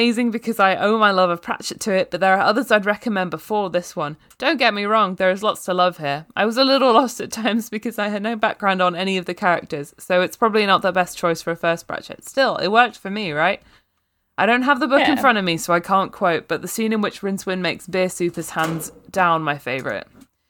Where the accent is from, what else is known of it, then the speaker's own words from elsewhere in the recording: Australia; Maybe this is because I'm Australian.